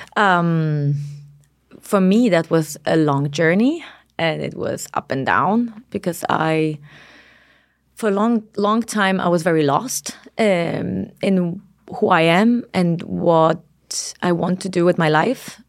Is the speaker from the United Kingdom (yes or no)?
no; Poland; now in Denmark; I come from Poland